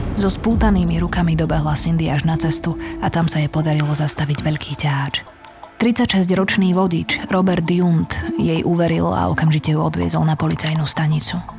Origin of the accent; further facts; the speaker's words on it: Slovakia; u nás v Košiciach a v Bratislave